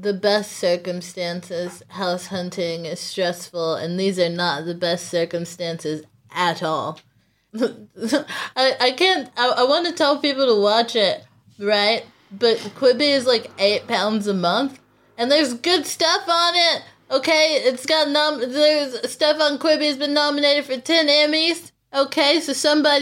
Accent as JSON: {"language": "English", "country": "United States", "said": "I'm American."}